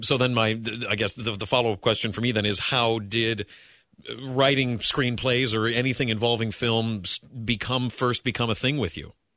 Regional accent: Wellington, Ohio, United States; now in Cincinnati, United States; I grew up in Wellington, which is in Lorain County

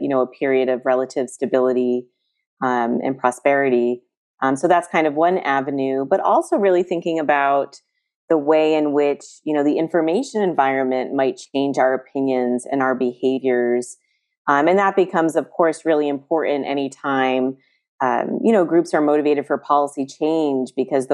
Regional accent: East Coast, United States; moved away; I'm from the East Coast

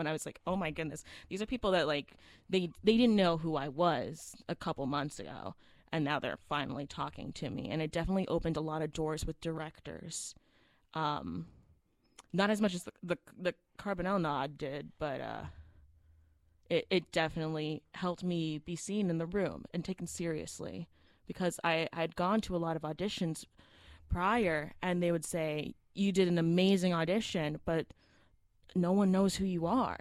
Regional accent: Florida, United States; I was born and raised in Florida.

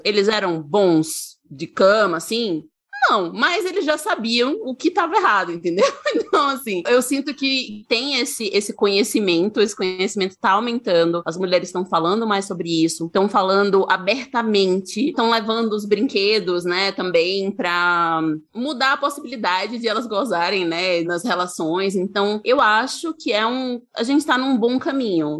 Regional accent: Aracaju, Sergipe, Brazil; now in São Paulo, Brazil; eu moro em São Paulo, mas eu sou de Aracaju, sou de Sergipe

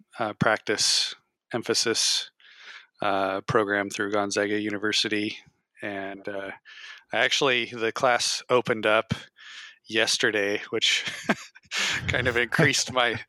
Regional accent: Yakima, Washington, United States; also born or lived in Eugene, Oregon / Missoula, Montana / Bellingham, Washington; I was born in Yakima and spent most of my life in Washington. I went away to school right after I graduated high school, lived in Eugene, Oregon for 2 years.

